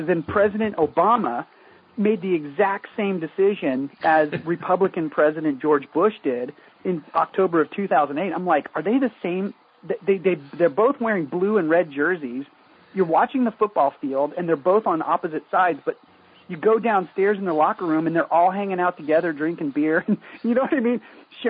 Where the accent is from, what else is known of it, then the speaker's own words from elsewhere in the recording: South Korea; also born or lived in England / Tokyo; I was born in England. I was raised in South Korea.